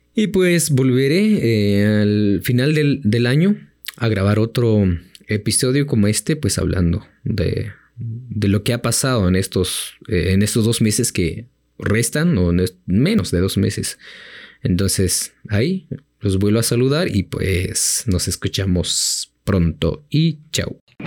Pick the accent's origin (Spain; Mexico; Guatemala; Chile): Guatemala; Chimaltenango; del el municipio pues de, de donde soy, em, le dicen tierra del comal, del membrillo y del durazno